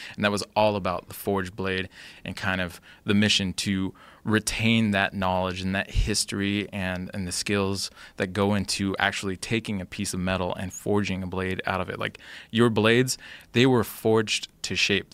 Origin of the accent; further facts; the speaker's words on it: Olympia, Washington, United States; in my hometown of Olympia